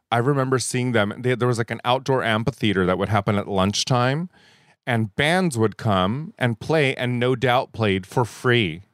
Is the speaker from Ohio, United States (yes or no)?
no; La Puente, California, United States; also born or lived in Baldwin Park, California / Indonesia; I am an anomaly here in Southern California. I'm a native